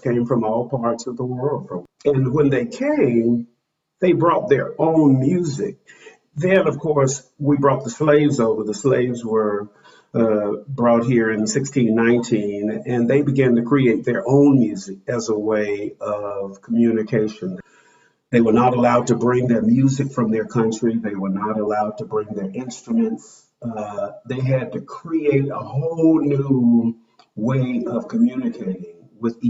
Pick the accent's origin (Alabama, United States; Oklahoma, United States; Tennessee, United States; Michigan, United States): Alabama, United States; Montgomery; I grew up in Montgomery, Alabama, during the Civil Rights Movement.